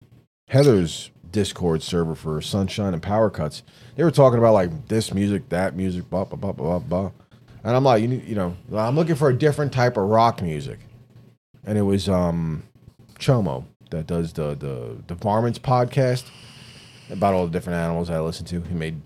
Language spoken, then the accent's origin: English; United States; accent: New York/Florida; I think my accent's horrible, being a mixture of New York and Florida.